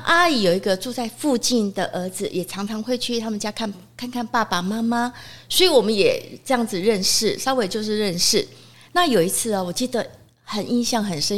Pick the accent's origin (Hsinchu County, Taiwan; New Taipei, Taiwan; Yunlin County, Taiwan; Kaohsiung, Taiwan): Kaohsiung, Taiwan; also born or lived in Taipei; 那我算是土生土长。土生土长的